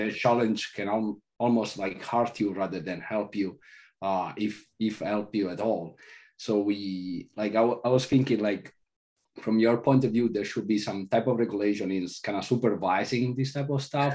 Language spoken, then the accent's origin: English; Italy; moved away; I growing up in Italy, I went to classical studies